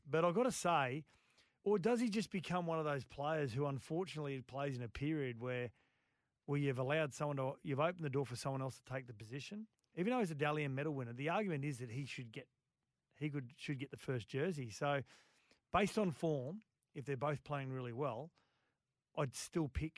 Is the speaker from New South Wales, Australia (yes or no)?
no; Queensland, Australia; as a Queenslander